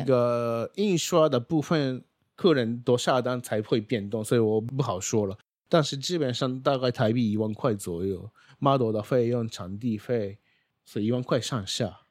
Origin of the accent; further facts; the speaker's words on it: Japan; Chinese is a second language; moved away as an adult; now in Taiwan; 我是来自日本的